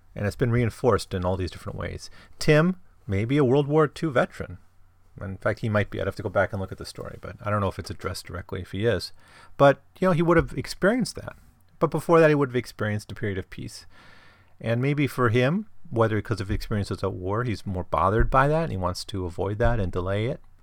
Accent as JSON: {"language": "English", "region": "Midwest", "country": "United States", "tie": "born or raised there", "said": "I grew up in the Midwest"}